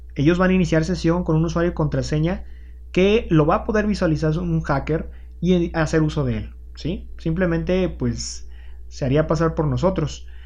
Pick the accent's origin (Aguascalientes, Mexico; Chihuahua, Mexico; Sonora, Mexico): Aguascalientes, Mexico; en mi caso, martillos en Aguascalientes